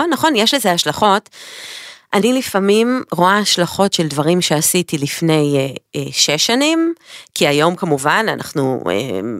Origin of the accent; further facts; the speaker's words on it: Haifa, Haifa District, Israel; moved away as an adult; now in Paris, France; גדלתי עם ליאור ברוממה החדשה בחיפה.